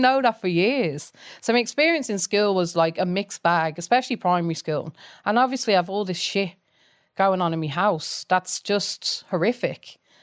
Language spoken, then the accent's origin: English; Coventry, West Midlands, United Kingdom; now in Ireland; I grew up, as you can probably tell from my accent, I grew up in, um, Coventry in, in England